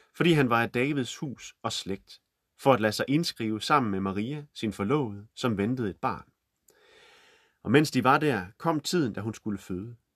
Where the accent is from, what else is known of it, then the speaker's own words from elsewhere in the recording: Holstebro, Central Denmark Region, Denmark; midt i Holstebro, hvor jeg er vokset op